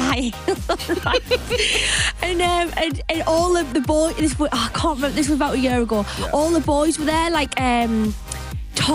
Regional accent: Sunderland, North East England, United Kingdom; accent: Mackem; I'm a Magan

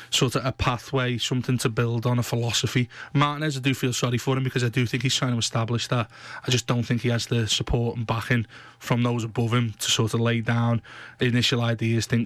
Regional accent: Blackburn, North West England, United Kingdom; I'm from Blackburn, mate.

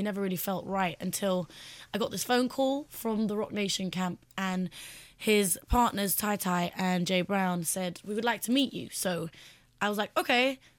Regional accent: London, United Kingdom; I'm a girl from West London, and I've been singing for a while. And I came to Jay's attention when I was 18. I'm 21 years old now

